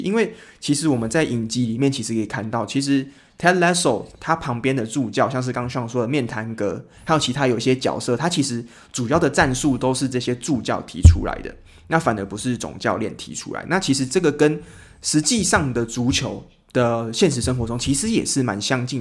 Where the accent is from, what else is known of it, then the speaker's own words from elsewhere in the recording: Taiwan; 我们台湾人就是我们喜欢看到奖品要很丰盛